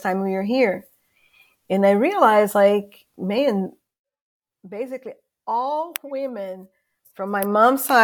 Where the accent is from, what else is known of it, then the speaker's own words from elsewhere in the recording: Brazil; English is a second language; moved away; I'm from Brazil, as you guys would have probably noticed my accent.